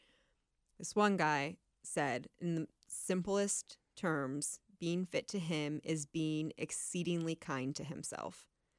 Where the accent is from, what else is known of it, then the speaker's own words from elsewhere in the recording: Canton, Ohio, United States; now in Cincinnati, United States; Yeah, I'm from Northeast Ohio. Canton.